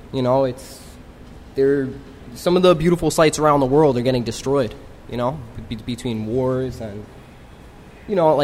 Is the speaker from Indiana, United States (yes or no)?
no; New York, United States; I'm a New Yorker